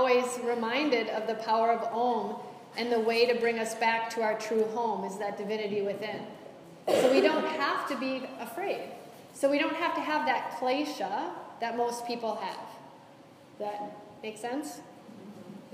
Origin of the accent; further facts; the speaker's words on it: United States; I'm American